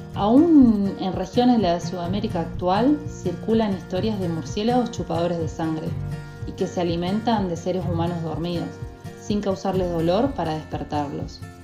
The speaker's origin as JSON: {"language": "Spanish", "region": "Corrientes", "country": "Argentina", "said": "Nuestra querida tierra correntina"}